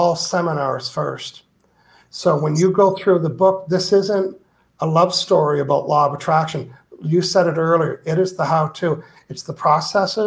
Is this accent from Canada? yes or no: yes; New Brunswick, Canada; I'm from New Brunswick